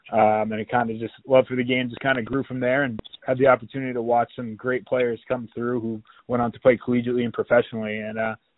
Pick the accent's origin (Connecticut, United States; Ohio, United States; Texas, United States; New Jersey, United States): New Jersey, United States; Mountain Lakes; Yeah, growing up in Mountain Lakes, lacrosse was huge in the community.